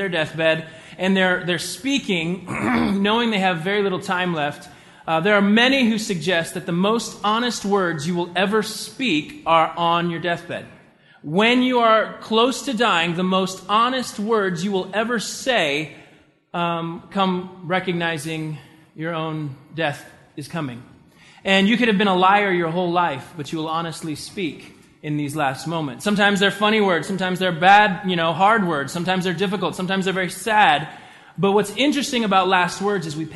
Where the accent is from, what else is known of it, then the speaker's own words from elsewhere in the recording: the South, United States; I was raised in the South